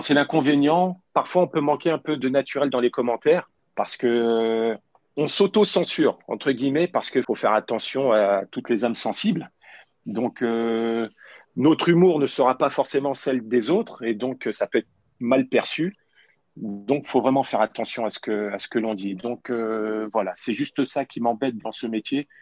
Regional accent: Paris, Île-de-France, France; J'ai toujours revendiqué le fait d'être parisien et c'est une réalité parce que je suis né à Paris, j'ai commencé au PSG, j'avais 8 euh, ans

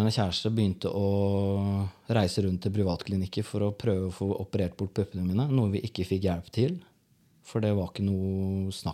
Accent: Porsgrunn, Telemark, Norway; Jeg vokste opp på Stridslev, Porsgrunn.

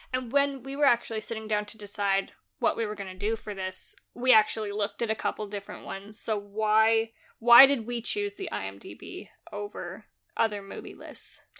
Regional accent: Canada; I'm Canadian

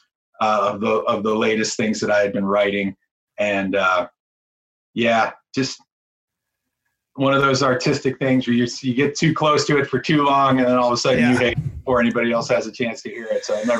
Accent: Wadsworth, Ohio, United States; moved away as an adult; also born or lived in Los Angeles, California; now in Nashville, United States; I was actually an Ohio boy. I grew up in Northeast Ohio in Akron, just outside of Akron, a town called Wadsworth

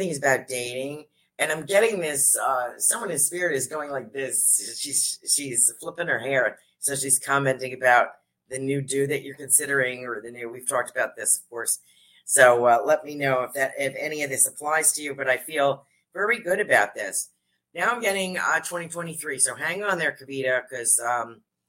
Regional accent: New York, United States; I'm a New Yorker

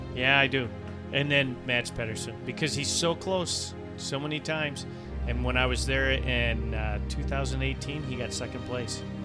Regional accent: United States; as an American

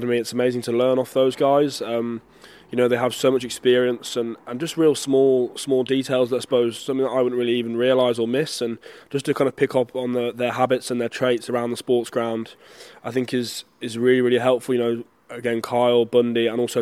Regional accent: Solihull, West Midlands, United Kingdom; moved away as an adult; also born or lived in Belfast, Northern Ireland / Connacht, Ireland; now in Ireland; I grew up in England in Solihull, old Solihullians near Birmingham

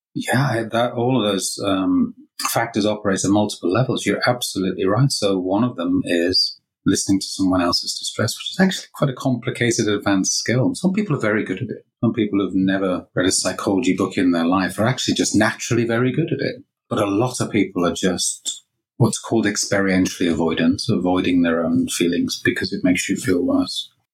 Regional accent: Liverpool, North West England, United Kingdom; moved away as an adult; also born or lived in Lancaster / Bath; So, I grew up in Liverpool

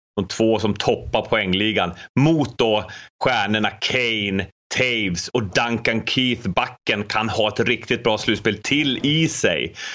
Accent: Luleå, Norrbotten County, Sweden; mina hemtrakter Luleå

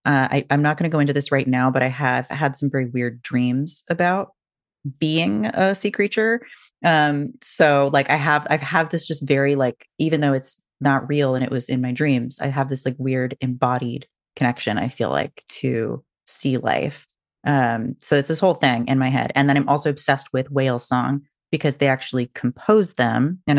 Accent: Washington, United States; I grew up near the Puget Sound. So even mm-hmm. though I didn't really see whales, they were like, you know, farther north and not really like in Seattle.

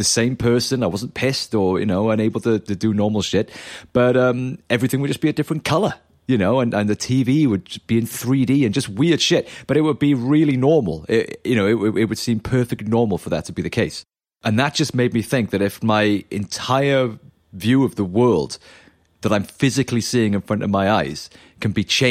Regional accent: South Wales, United Kingdom; growing up in South Wales, you know, we're just in the middle of the countryside, the middle of nowhere

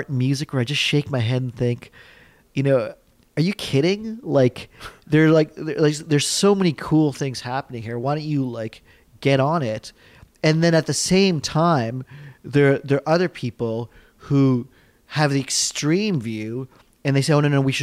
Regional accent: Ontario, Canada; also born or lived in New York; my home province.

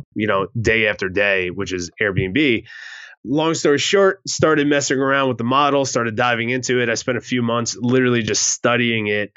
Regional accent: New Jersey, United States; moved away as an adult; I was lucky enough to be mentored by a pretty large investor in my hometown back in New Jersey.

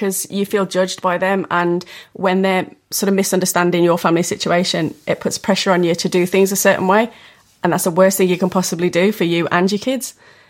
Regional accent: Kinver, West Midlands, United Kingdom; now in Dunning, United Kingdom; Kinver, little village.

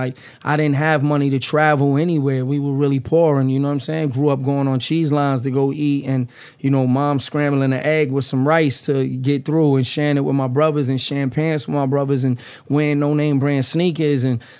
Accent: New York City, New York, United States; now in New Jersey, United States; I'm from the Lower East Side. I grew up in the Lower East Side, but I reside in Jersey, man.

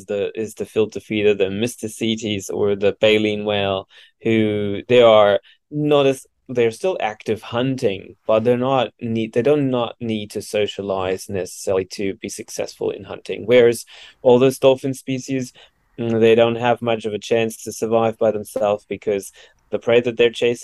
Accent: Germany; now in Australia; I'm originally from Germany

